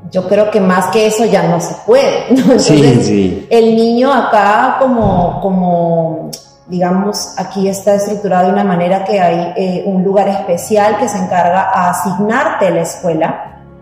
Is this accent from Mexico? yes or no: no; Peru; moved away as an adult; now in Montreal, Canada